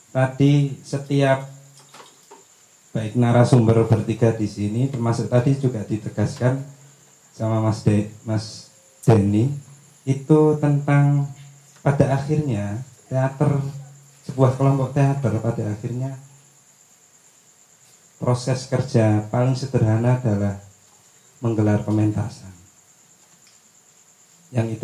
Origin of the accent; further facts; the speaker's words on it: Lamongan, East Java, Indonesia; now in Bandung, Indonesia; terbukti saya sendiri orang Lamongan lewat di Lamongan berktp Bandung berkesenian di Gresik tetap asik aja